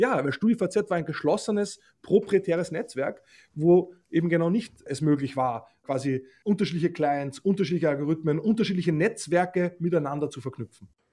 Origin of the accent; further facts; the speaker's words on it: Austria; moved away; also born or lived in Germany; als Österreicher, der in Deutschland in Rundfunkgremien tätig ist